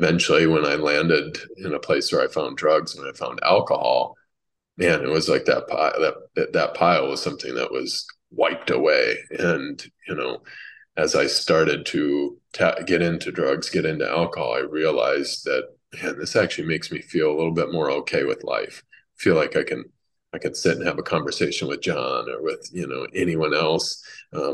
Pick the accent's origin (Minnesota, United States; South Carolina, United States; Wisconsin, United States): Minnesota, United States; also born or lived in Massachusetts; she moved us out to Minnesota where her father was